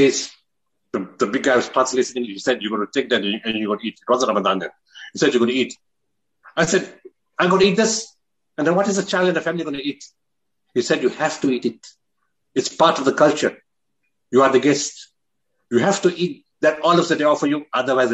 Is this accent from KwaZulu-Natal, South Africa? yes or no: no; Potchefstroom, North West, South Africa; I was born in Potterstrom